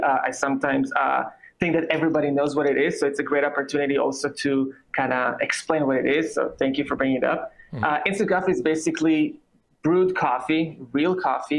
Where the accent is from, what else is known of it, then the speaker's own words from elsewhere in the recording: Israel; English is a second language; moved away as an adult; also born or lived in New York City; now in United States; I'm originally from Israel, as you can hear. I moved to the U.S. about 8 years ago